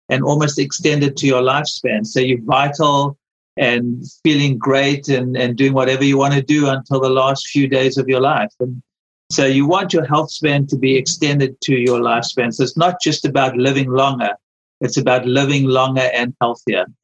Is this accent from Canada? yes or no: no; South Africa; now in United States; I remember when I came from South Africa, for instance, you know, in South Africa, you used to much smaller portions. You come to America, the portions are so huge